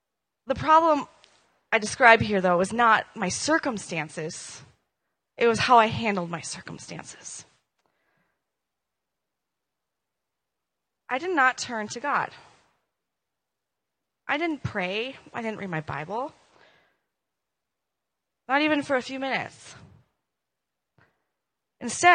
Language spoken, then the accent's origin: English; Minnesota, United States; moved away; I'm from Minnesota